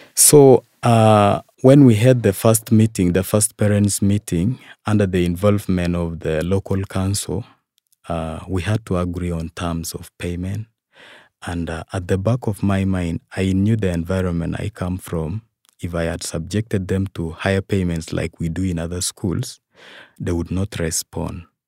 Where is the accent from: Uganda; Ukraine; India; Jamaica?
Uganda; Bukwa, Eastern Region; from Bukwa sub